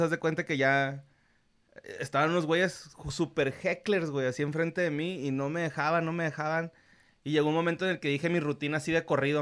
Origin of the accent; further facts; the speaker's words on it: Ciudad Juárez, Chihuahua, Mexico; yo soy norteño, soy fronterizo